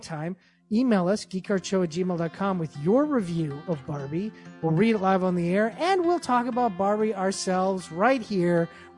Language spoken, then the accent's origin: English; Yonkers, New York, United States; Jimmy Palmiotti, he's from Brooklyn. I'm from Yonkers. So there might be a 10% possibility.